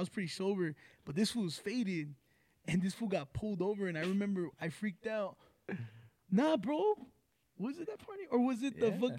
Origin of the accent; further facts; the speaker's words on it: Rialto, California, United States; also born or lived in Los Angeles, California; And then, I think first grade, I moved out to Rialto. And went to school out here. You know, I grew up out here in Rialto.